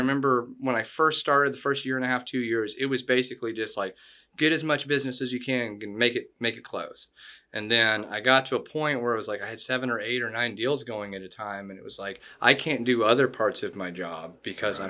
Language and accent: English; Florida, United States; also born or lived in Chattanooga, Tennessee; I was born in Florida